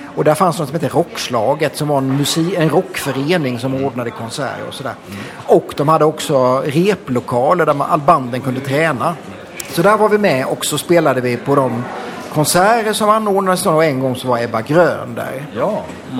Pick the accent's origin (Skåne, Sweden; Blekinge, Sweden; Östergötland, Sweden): Blekinge, Sweden; moved away as an adult; now in Stockholm, Sweden; kommer jag från Blekinge, eh, från en småstad eh, och eh, flyttade därifrån till Stockholm på 80-talet.